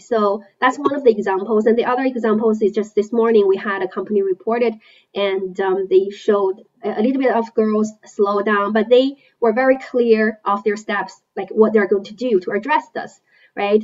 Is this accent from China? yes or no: yes; China; moved away; I was born and raised in China.